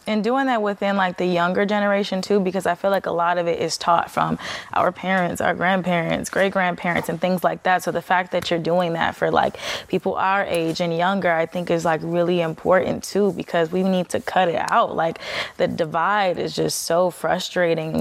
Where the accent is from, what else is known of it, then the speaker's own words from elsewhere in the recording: Chicago, Illinois, United States; moved away; our city